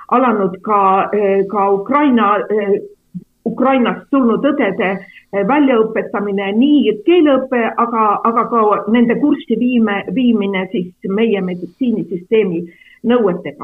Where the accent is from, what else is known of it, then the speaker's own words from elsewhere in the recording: Räpina, Põlva County, Estonia; also born or lived in Võru; ma olen ise sellest samast Kagu-Eestist pärit, et minu perekond on Võrust pärit, aga mina olen üles kasvanud Räpinas